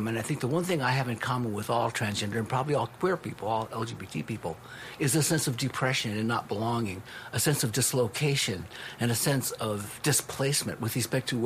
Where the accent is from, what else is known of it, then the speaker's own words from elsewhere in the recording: Los Angeles, California, United States; being raised up East LA, family being Japanese American